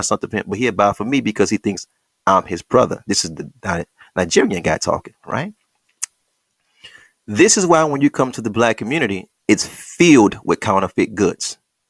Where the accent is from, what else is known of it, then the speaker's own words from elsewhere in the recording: Senegal; Now, I got the records because I'm from Senegal and I'm a native